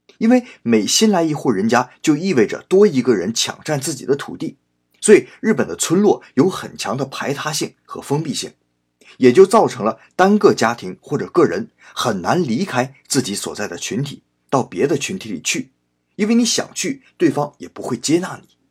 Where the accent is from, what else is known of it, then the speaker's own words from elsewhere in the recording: China; moved away as an adult; now in Japan; 我们中国人